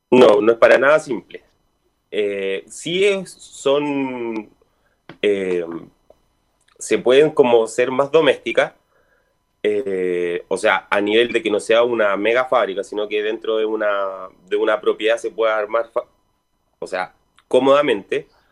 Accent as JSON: {"language": "Spanish", "country": "Chile", "said": "nosotros como chilenos estábamos acostumbrados a tomar el agua de la llave"}